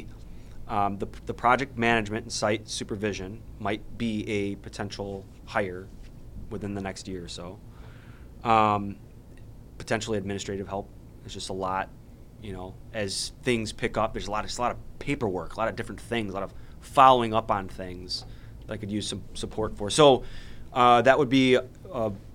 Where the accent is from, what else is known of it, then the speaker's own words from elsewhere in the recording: Chicagoland, Illinois, United States; we all kind of from Chicagoland